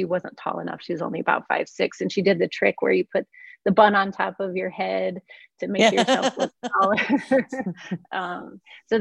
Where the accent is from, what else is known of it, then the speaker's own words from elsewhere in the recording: Cortez, Colorado, United States; moved away as an adult; also born or lived in Wyoming / Hawaii / Las Vegas; I'm from Cortez, Colorado